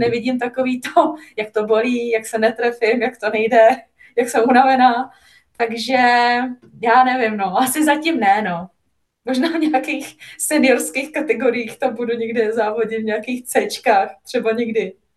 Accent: Czechia; now in Italy; náš český chleba je prostě něco, co tady jako člověk nenajde

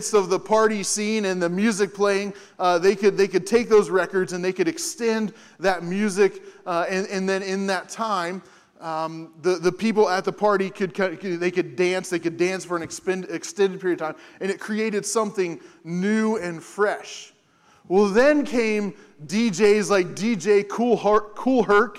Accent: Hamilton, Ohio, United States; moved away; My parents are back there as well, because I'm from Hamilton, and so this is like stepping back home for a little bit

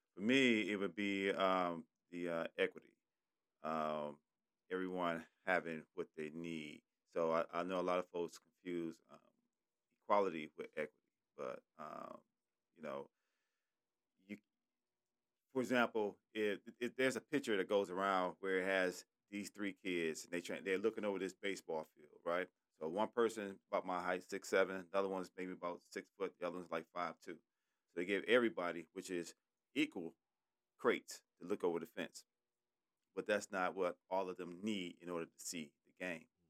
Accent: Detroit, Michigan, United States; I'm from Detroit. I went to Cody High School

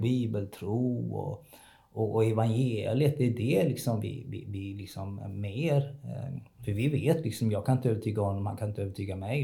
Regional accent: Kalmar, Kalmar County, Sweden; now in Hässleholm, Sweden; Jag är född i Kalmar, uppvuxen i Kalmar.

